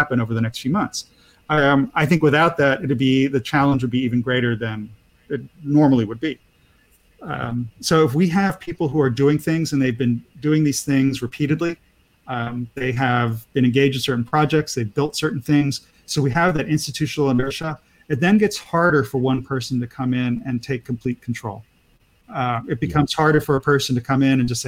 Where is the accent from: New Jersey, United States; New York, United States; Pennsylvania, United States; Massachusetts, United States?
Pennsylvania, United States; I come from Amish country, my Pennsylvania Dutch family for years